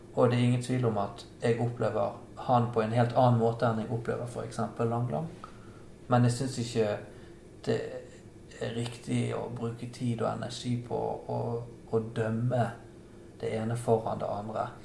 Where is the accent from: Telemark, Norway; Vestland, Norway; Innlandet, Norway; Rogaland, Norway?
Vestland, Norway; Bergen; Som bergenser